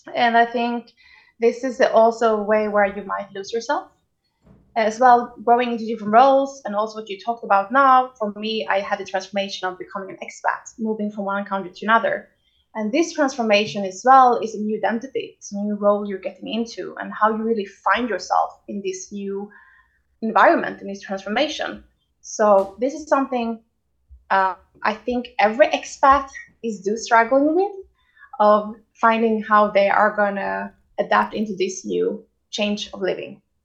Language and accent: English; Sweden; now in Tel Aviv, Israel; I grew up in Sweden